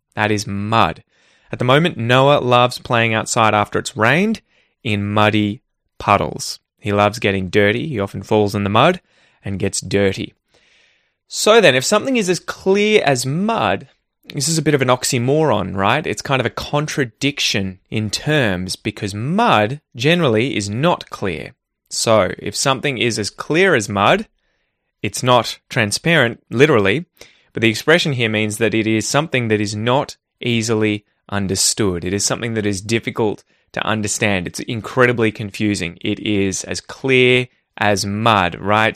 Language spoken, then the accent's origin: English; Australia; growing up in Australia